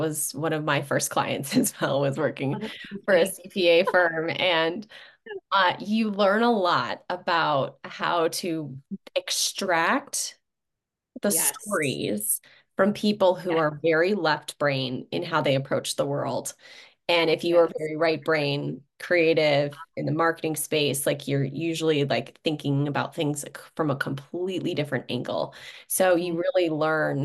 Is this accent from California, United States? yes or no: no; Chicago suburbs, Illinois, United States; I was from the Chicago suburbs